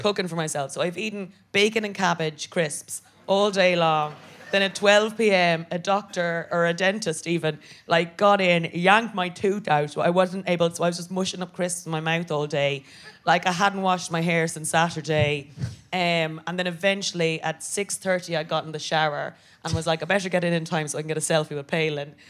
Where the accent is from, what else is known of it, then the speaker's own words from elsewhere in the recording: Ireland; moved away as an adult; now in United Kingdom; I'm an Irish Catholic woman